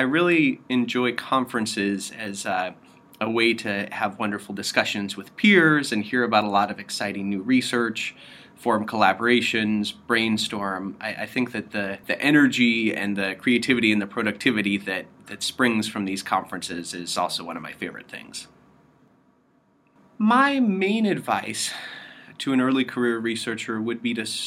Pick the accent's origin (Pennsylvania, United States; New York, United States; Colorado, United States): Colorado, United States; Western; moved away as an adult; also born or lived in Stanford, California; now in Princeton, United States; I am originally from Western Colorado in the U.S.